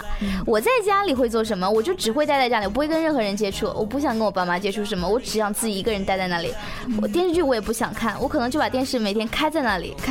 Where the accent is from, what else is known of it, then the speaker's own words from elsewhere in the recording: Huangshan, Anhui, China; also born or lived in Hubei; 黄山呀，